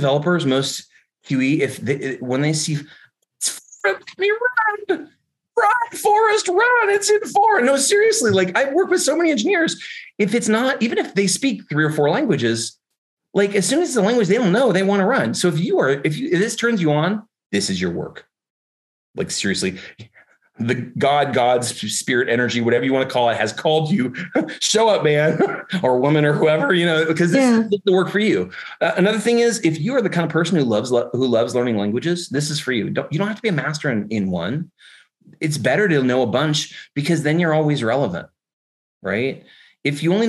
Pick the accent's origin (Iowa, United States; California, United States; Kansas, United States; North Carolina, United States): California, United States; accent: Californian English; first language English; I am a native speaker of Californian English.